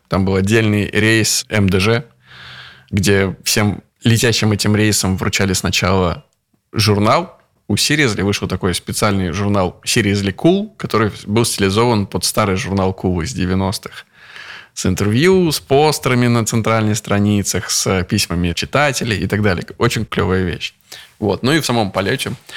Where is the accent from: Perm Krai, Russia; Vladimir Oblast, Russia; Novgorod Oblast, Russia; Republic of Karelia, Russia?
Novgorod Oblast, Russia; Veliky Novgorod; из Петербурга мы в мой родной город привезли наш сериал